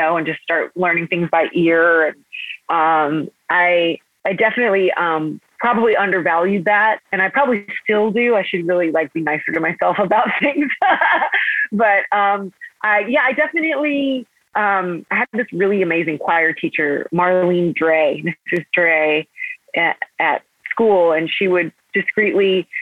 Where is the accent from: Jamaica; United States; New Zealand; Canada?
United States; Parma, Ohio; I grew up in Parma, Ohio